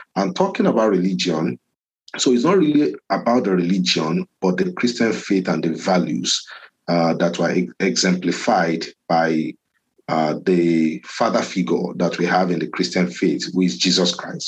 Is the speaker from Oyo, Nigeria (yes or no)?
yes; Ibadan, Oyo, Nigeria; moved away as an adult; also born or lived in Lagos, Nigeria; now in Winnipeg, Canada; I grew up in Ibadan